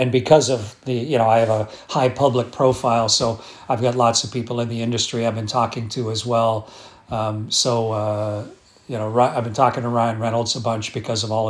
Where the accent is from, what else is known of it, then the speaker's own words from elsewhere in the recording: Sarnia, Ontario, Canada; born there; But I was born in Sarnia, Ontario.